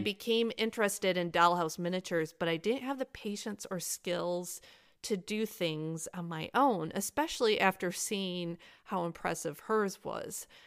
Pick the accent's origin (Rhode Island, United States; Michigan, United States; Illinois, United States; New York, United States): Michigan, United States; now in North Carolina, United States; Michigan, I live in North Carolina now. Michigan's my home state